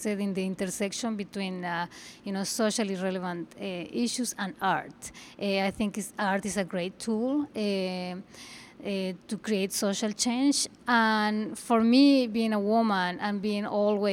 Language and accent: English; Mexico; moved away as an adult; now in New York, United States; I'm originally from Mexico